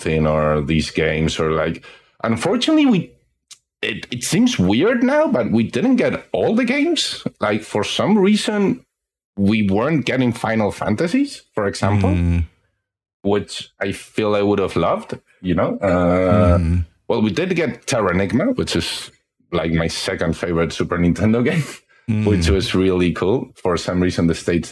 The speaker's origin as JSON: {"language": "English", "country": "Spain", "tie": "born or raised there", "said": "I've been in Spain my whole life and I'm 35."}